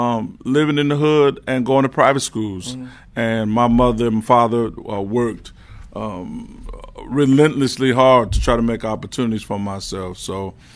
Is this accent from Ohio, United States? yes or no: yes; Cincinnati, Ohio, United States; Cincinnati, Ohio. Born and raised Cincinnati, Ohio.